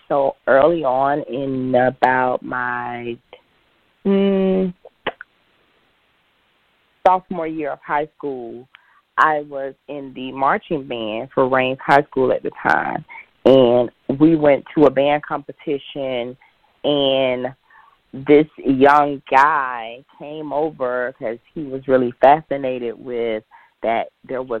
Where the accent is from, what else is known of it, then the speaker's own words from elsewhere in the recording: Jacksonville, Florida, United States; I'm originally born and raised in Jacksonville